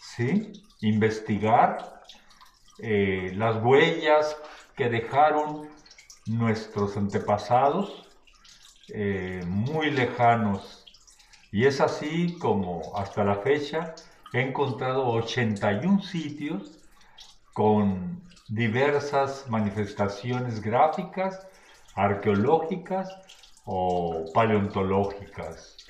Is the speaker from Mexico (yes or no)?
yes; Villa Hidalgo, Sonora, Mexico; moved away as an adult; now in Navojoa, Mexico; mi nacimiento eh, biológico está en Vidalgo, Puto Sonora, en la Sierra Alta